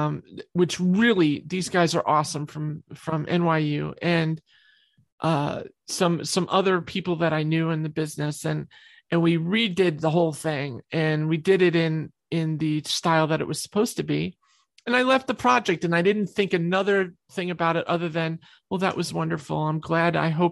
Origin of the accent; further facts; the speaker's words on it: New York, United States; I'm a New York girl. I came from New York and I did most of my songwriting in New York.